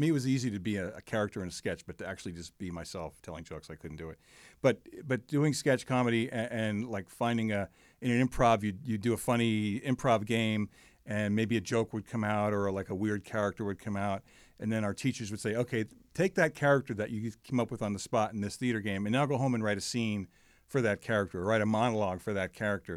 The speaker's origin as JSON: {"language": "English", "country": "United States", "tie": "born or raised there", "said": "I grew up in the New York, New Jersey area, hence my Mets fandom"}